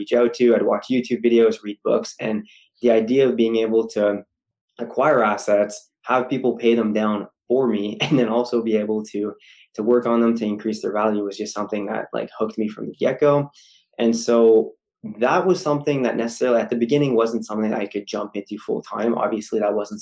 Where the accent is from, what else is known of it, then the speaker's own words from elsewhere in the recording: Ottawa, Ontario, Canada; University of Ottawa in my hometown